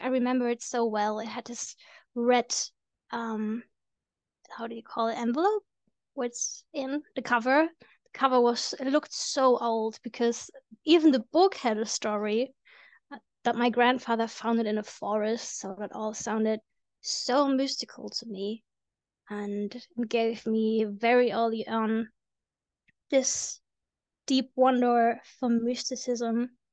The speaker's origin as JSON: {"language": "English", "country": "Germany", "said": "I'm from Germany"}